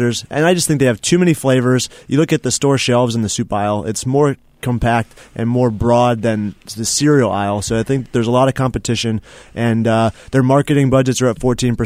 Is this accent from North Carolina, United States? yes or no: yes; Mooresville, North Carolina, United States; my hometown is Race City, USA, Mooresville, North Carolina